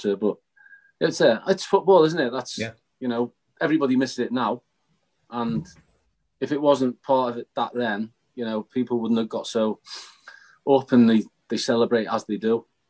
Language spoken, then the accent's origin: English; Chester, North West England, United Kingdom; And obviously I'm a Chester lad